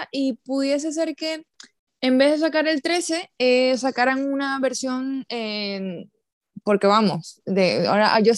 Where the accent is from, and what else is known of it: Venezuela